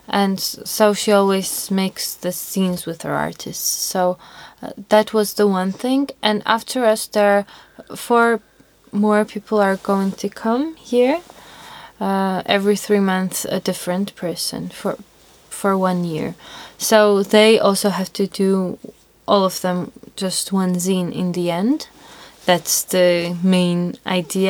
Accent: Tbilisi, Georgia; from Georgia

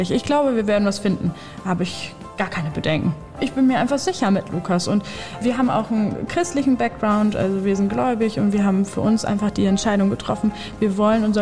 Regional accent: Hamburg, Germany; Und wir kommen jetzt zum Beispiel aus Hamburg.

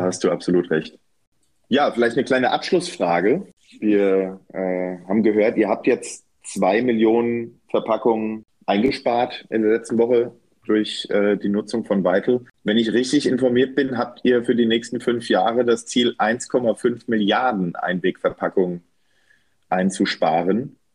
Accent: Bad Nauheim, Hesse, Germany; bei mir in meiner Heimatstadt in Bad Nauheim

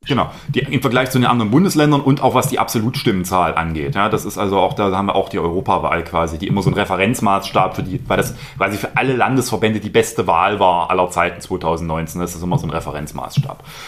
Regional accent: Dresden, Saxony, Germany; als Dresdner

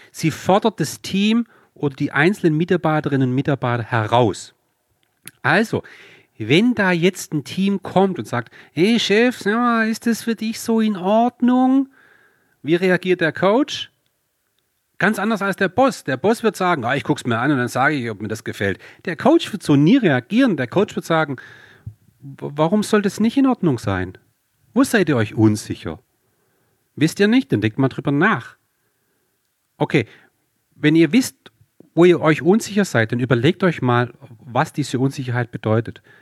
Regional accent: Swabia, Germany; accent: Swabian; So, wie man ja ab und zu durchhört, äh, bin ich Schwabe

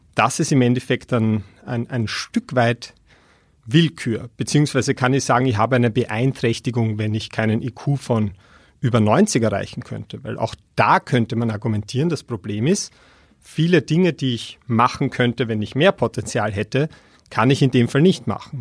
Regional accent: Austria; als Österreicher

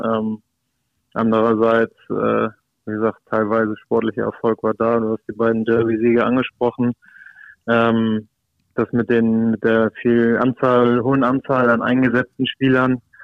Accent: Hamburg, Germany; ich bin Hamburger, ich habe es geschafft, äh, hier zu bleiben, äh, Freunde und Familie im direkten Umfeld zu haben

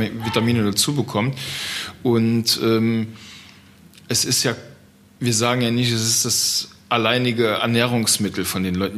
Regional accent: Trier region, Rhineland-Palatinate, Germany; ich komme aus der Region von Trier, der ältesten Stadt Deutschlands

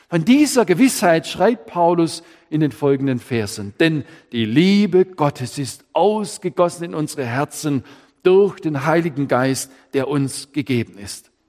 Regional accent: Baden-Württemberg, Germany; Ich Könnte sagen, als Schwabe, der hat auch noch nichts Schäs erlebt oder Kett im Leben.

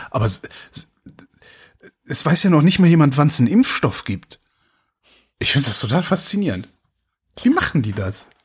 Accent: North Rhine-Westphalia, Germany; ich habe ja Freunde, ich komme ja aus Nordrhein-Westfalen, habe ja auch noch Freunde da.

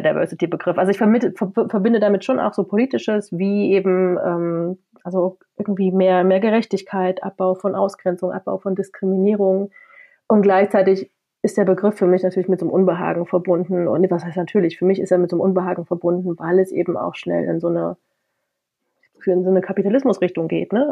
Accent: Halle, Saxony-Anhalt, Germany; moved away as an adult; now in Leipzig, Germany; ich komme aus Halle, wohne in Leipzig, äh, also ostsozialisiert.

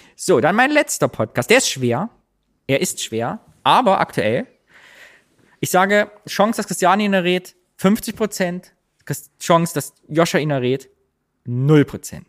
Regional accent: East Germany, Germany; now in Cologne, Germany; ich bin Ossi.

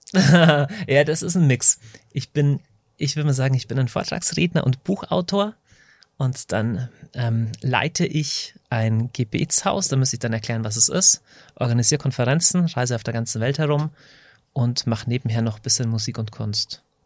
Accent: Deggendorf, Bavaria, Germany; Ich komme aus Deckendorf in Niederbayern.

